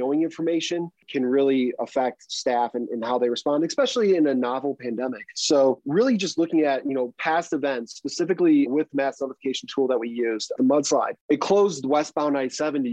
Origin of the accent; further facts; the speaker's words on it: Illinois, United States; now in Colorado, United States; I'm originally from Illinois